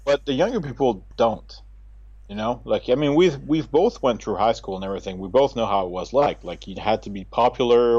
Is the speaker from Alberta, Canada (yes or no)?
no; New Brunswick, Canada; moved away as an adult; now in Japan; growing up in New Brunswick